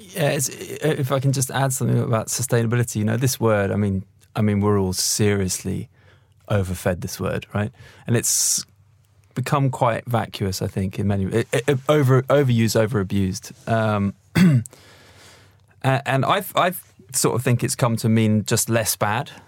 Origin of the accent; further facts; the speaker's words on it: London, United Kingdom; I'm a Londoner